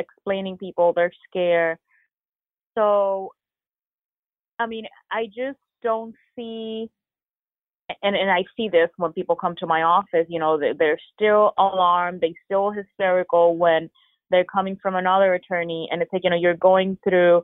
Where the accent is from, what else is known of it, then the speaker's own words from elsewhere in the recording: Puerto Rico; now in Florida, United States; born and raised in Puerto Rico